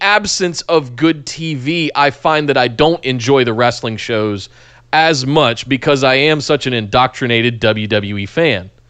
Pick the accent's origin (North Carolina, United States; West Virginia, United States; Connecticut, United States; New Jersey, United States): North Carolina, United States; Charlotte; growing up in Charlotte